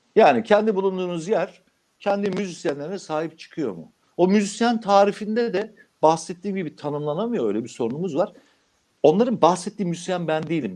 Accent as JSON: {"language": "Turkish", "town": "Anamur", "region": "Mersin", "country": "Turkey", "tie": "born or raised there", "said": "Şimdi benim olduğum kasaba memleketim Anamur"}